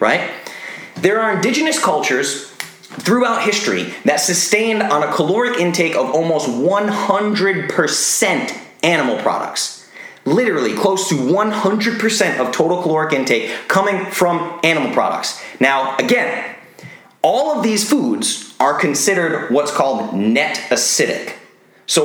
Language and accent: English; Rhode Island, United States; I grew up in Rhode Island